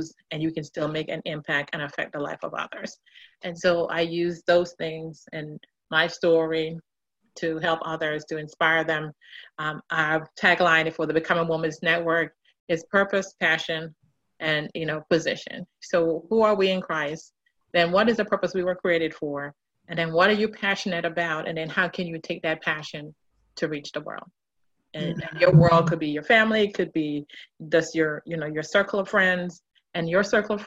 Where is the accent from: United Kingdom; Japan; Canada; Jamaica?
Jamaica; I'm a native of Jamaica, West Indies